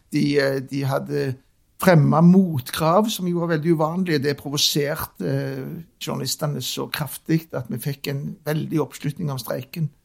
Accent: Stavanger, Rogaland, Norway; Jeg er Oppvokst på Skjulberget, som er så midt i byen som det går an å komme. Inni det som i dag er Kulturhuset. Der, der vokste jeg opp i en liten kommunal leilighet.

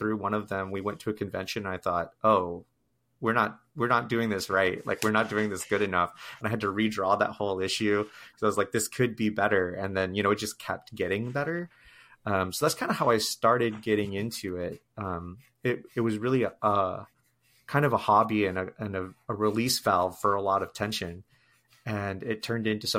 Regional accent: the Great Lakes states, Midwest, United States; I grew up primarily in the Midwest

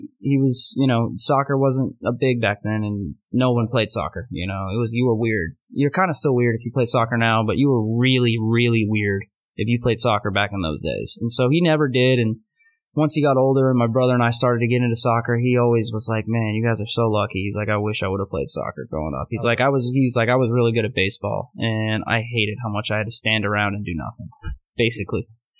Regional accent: Winter Park, Florida, United States; now in New York City, United States; I grew up in a small town in Florida called Winter Park. right outside Orlando. May as well be Orlando, Central Florida.

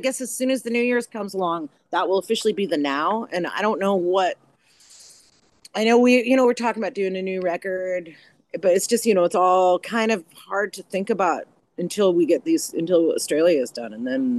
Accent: Canada; mean, I am officially from Canada, so.

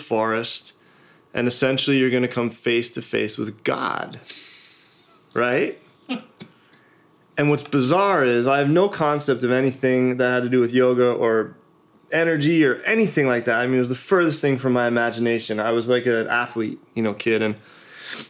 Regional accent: Pennsylvania, United States; moved away; I grew up in Pennsylvania, and kind of old school family values

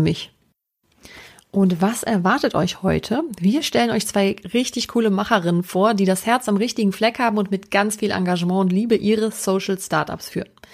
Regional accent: Düren-Jülich region, North Rhine-Westphalia, Germany; dem Caritasverband für die Region Düren-Jülich e.V. Das ist dort, wo ich herkomme

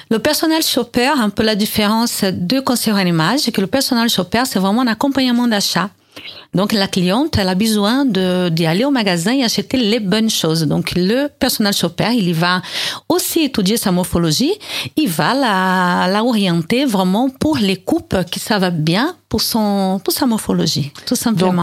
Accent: Brazil; accent: Brazilian; now in France; Je suis née au Brésil

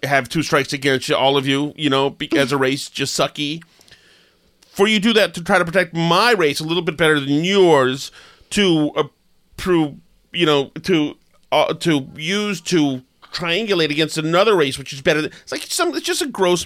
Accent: Winchester, Massachusetts, United States; now in Melrose, United States; I'm from Winchester, Mass

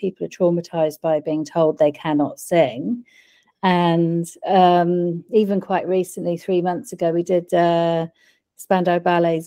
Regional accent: Wiltshire, South West England, United Kingdom; moved away as an adult; now in New Zealand; I was born in the UK

